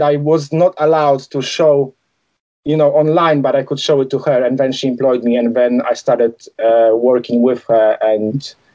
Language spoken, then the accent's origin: English; Poland; English is a second language; moved away as an adult; also born or lived in London, United Kingdom; now in United Kingdom; Obviously, I grew up in Poland. I moved to UK when I was 20 in 2001.